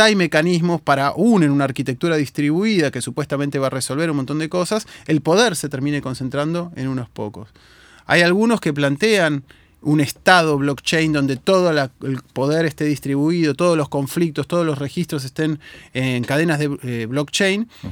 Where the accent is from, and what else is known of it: Argentina